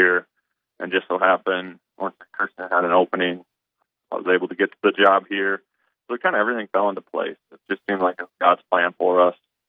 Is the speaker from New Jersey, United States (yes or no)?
no; Hull, Iowa, United States; I grew up in Hall, Iowa.